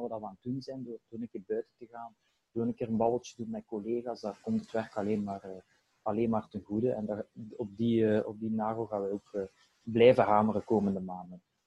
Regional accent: Belgium; bij wij als Belgen

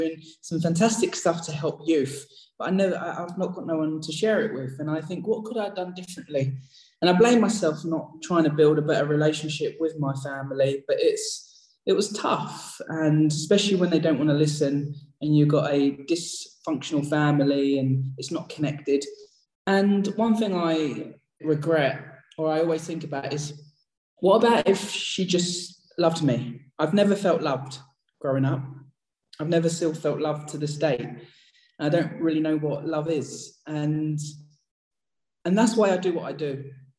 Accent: East of England, United Kingdom; I grew up in Essex. I'm losing the accent. I've still got it slightly. And I grew up in a council estate

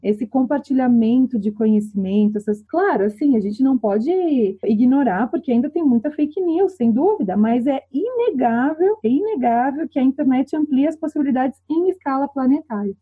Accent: Brazil; also born or lived in France; eu sou brasileira

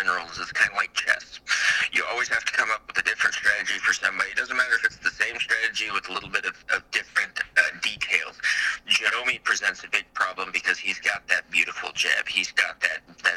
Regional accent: Midwest, United States; I'm from the Midwest. We're not exactly the richest people

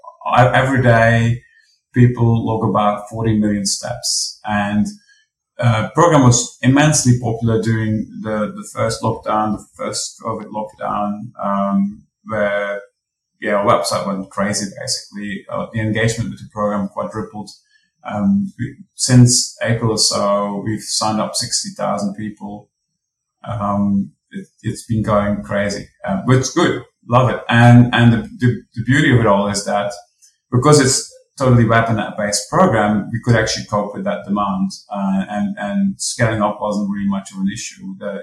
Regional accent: Belgium; now in Australia; I am from Belgium

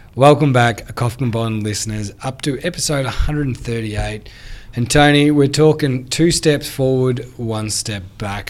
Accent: Australia; I've seen it in my hometown

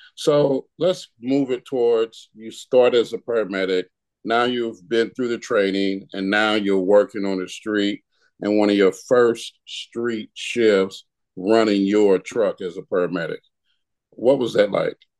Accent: St. Louis, Missouri, United States; I'm from St. Louis

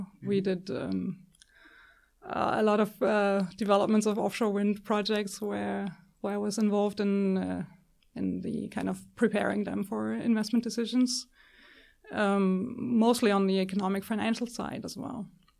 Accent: Germany; I grew up in Germany, and I got interested in energy, renewable energy, pretty early, already in high school, I guess.

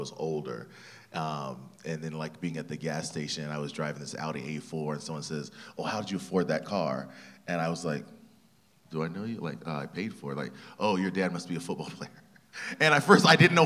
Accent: Ventura, California, United States; I was born and raised in Ventura, California

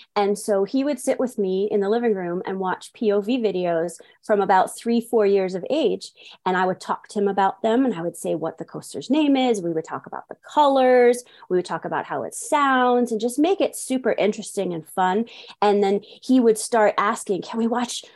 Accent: New York City, New York, United States; moved away as an adult; now in Farmington, United States; I was actually born and raised in New York City, in the Bronx to be specific

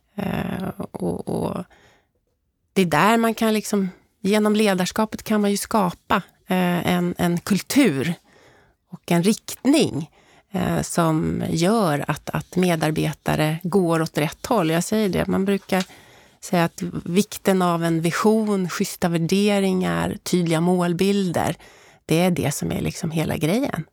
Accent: Stockholm, Stockholm County, Sweden; jag uppvuxen, då, som du inledde med, i Älvsjö tillsammans med mamma, pappa och lillebror

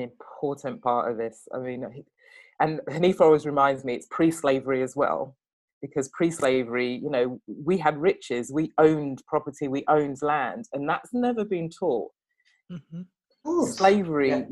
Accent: England, United Kingdom; i was born and raised in england

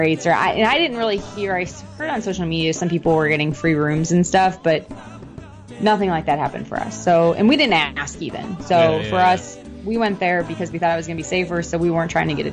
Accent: Midwest, United States; now in Orlando, United States; So I'm originally from the Midwest.

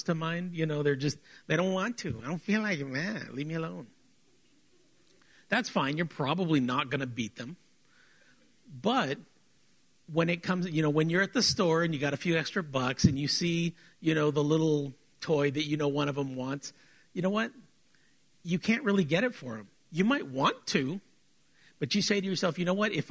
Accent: South Texas, United States; we're South Texan

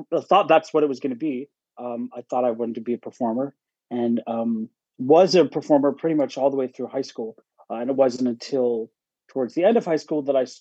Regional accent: Pittsburgh, Pennsylvania, United States; moved away as an adult; also born or lived in Syracuse; now in New York, United States; I grew up in Pittsburgh

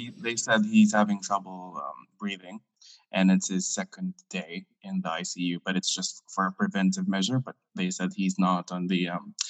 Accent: Philippines; moved away as an adult; now in London, United Kingdom; I am from the Philippines, and I've moved to the UK 5 years ago. So I'm originally from the Philippines, and I've been living here in the UK for 5 years now.

